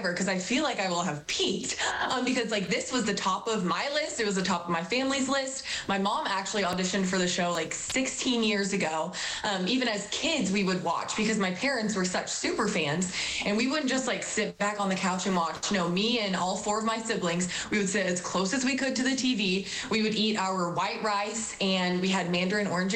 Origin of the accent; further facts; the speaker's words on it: Tulsa, Oklahoma, United States; moved away as an adult; now in Rogers, United States; I grew up in Tulsa. I went to Jenks High School